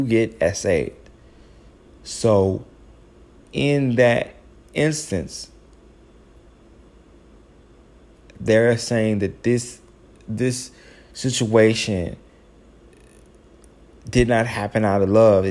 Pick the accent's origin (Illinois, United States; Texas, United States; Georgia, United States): Illinois, United States; Chicago; I am a Chicagoan.